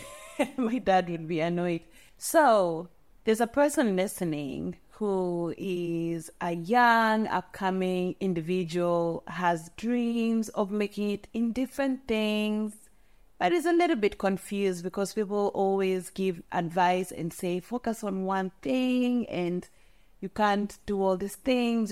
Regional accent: Molo, Nakuru County, Kenya; growing up in Molo, you really have to know basic Kikuyu words.

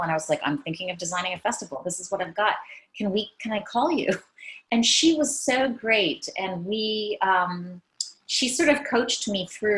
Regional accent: Maine, United States; also born or lived in San Francisco Bay Area; now in Paris, France; I'm from Maine. I grew up in Maine

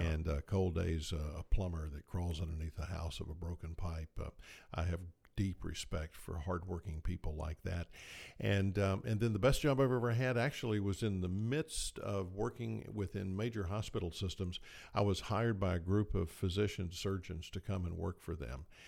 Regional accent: Tifton, Georgia, United States; moved away as an adult; also born or lived in Moultrie, Georgia / Athens, Georgia / Tuscaloosa, Alabama / San Antonio, Texas; when I was six months old, our family moved to Tifton, and there we remained until I graduated from high school

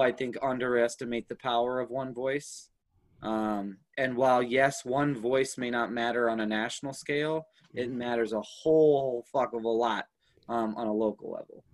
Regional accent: Minneapolis, Minnesota, United States; also born or lived in Baltimore, Maryland / Houston, Texas; I lived in Houston for about four years before we moved up to the Twin Cities. So Twin Cities has always been home for me

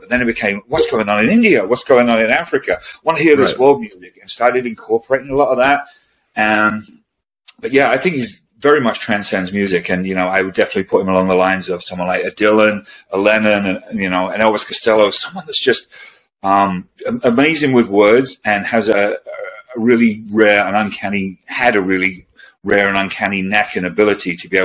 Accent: London, United Kingdom; I grew up in London, spent a lot of time going to shows in London

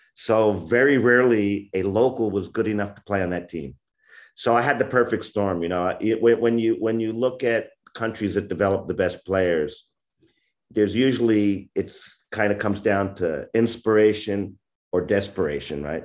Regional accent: upstate New York, United States; also born or lived in Bronx, New York; that's where I'm from. Uh, when I was y, pretty young, I would say around six or seven, we moved upstate New York, rural area about ninety miles north of New York City

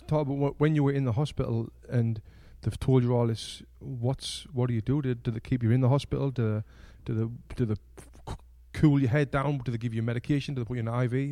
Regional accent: North East England, United Kingdom; from where we're from, from the streets, of the northeast of England

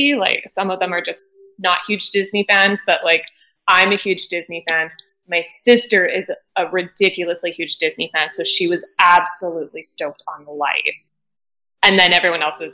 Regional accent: Canada; we're all from Canada

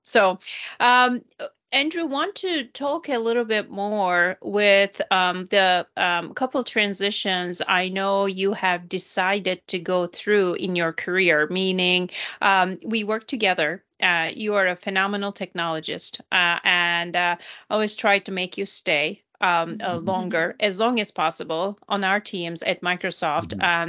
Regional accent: Turkey; moved away; I'm from Turkey

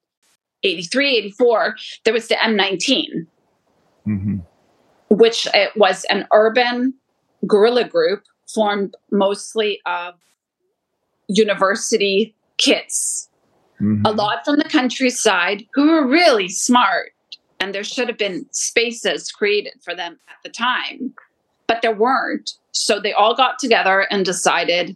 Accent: Toronto, Ontario, Canada; also born or lived in Colombia; I grew up in Canada

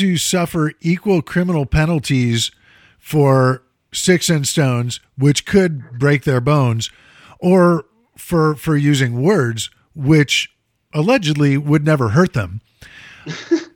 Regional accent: Chicago, Illinois, United States; moved away; when I was a kid, growing up in Chicago

